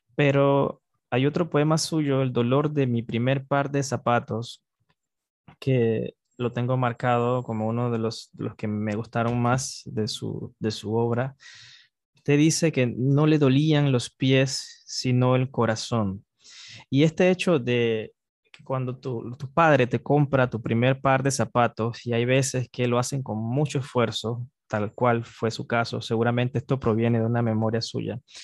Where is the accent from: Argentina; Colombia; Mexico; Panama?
Panama